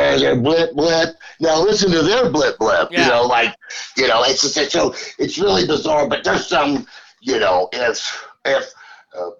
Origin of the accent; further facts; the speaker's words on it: Texas, United States; moved away; also born or lived in Nebraska; growing up in Texas